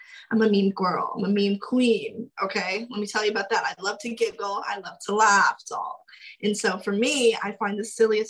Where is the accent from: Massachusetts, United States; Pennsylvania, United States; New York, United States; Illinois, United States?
New York, United States; also born or lived in Arizona; now in Los Angeles, United States; I was born in New York, lived in Arizona, and then here.